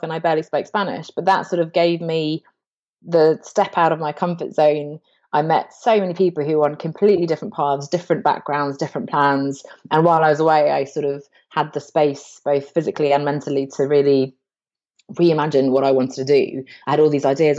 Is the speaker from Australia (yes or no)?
no; England, United Kingdom; I grew up in England, but I changed to an American school